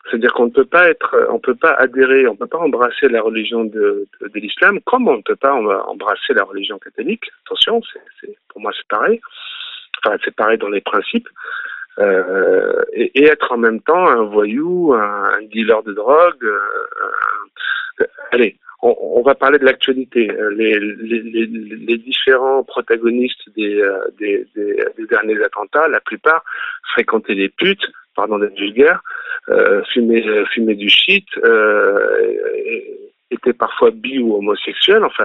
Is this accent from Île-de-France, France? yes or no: no; Nice, Provence-Alpes-Côte d'Azur, France; Et tout en grandissant, euh, à Nice, on a des quartiers, euh, comme il peut y en avoir à Marseille ou, à Paris.